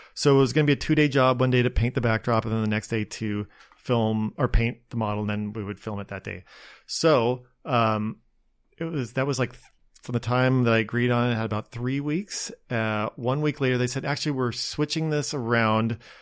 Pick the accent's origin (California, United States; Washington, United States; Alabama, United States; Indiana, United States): Washington, United States; outside Spokane; born or raised there; moved away as an adult; also born or lived in Seattle, United States / New York, United States / Los Angeles, United States; now in Long Beach, United States